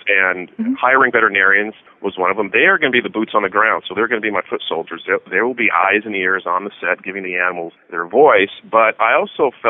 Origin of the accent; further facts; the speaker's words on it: Albuquerque, New Mexico, United States; moved away; New Mexico, my home state. I grew up in Albuquerque